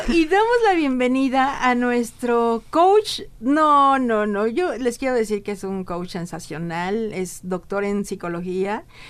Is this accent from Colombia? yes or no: no; Mexico; en el interior de nuestra República Mexicana